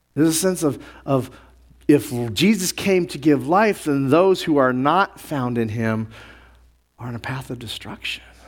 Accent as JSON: {"language": "English", "region": "New Mexico", "country": "United States", "tie": "born or raised there", "said": "I grew up around the Native Americans, Navajo and Zuni, and being up in New Mexico"}